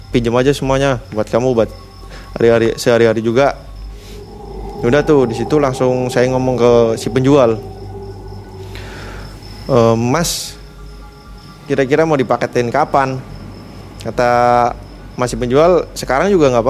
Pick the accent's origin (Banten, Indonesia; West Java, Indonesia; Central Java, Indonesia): Central Java, Indonesia; Tegal; saya orang tegal saya bilang gitu